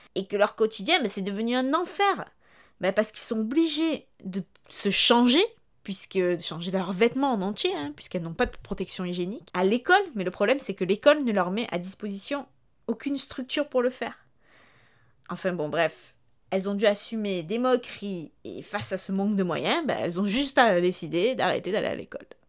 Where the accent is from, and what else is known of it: France